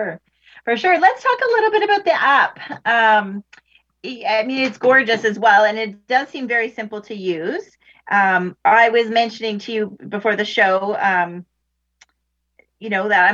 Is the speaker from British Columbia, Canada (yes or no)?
no; Ontario, Canada; I'll say Ontario, since I'm only from Ontario